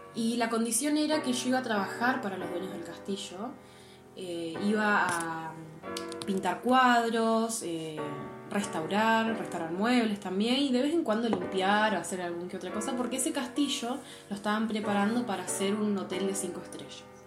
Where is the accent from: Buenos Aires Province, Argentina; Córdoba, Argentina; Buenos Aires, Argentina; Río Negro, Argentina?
Río Negro, Argentina; General Roca; moved away as an adult; also born or lived in Germany; yo soy de Río Negro, de la Patagonia Argentina. Eh, nací en una ciudad llamada General Roca.